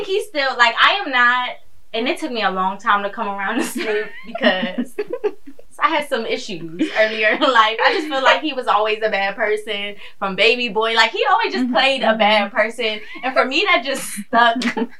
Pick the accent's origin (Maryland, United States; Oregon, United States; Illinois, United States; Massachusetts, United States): Maryland, United States; Prince George's County; also born or lived in Washington, D.C.; I was raised in Maryland. I was born in D.C., but I'm not going to be like, oh, yeah, I'm from D.C. Mm-hmm. Like, I was raised in PG County.